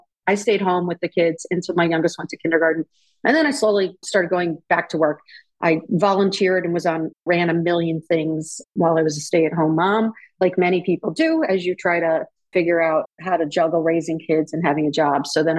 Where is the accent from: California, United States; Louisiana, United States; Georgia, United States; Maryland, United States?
Maryland, United States; outside of Baltimore; moved away as an adult; now in Cleveland, United States; I grew up outside of Baltimore, Maryland, and went to University of Delaware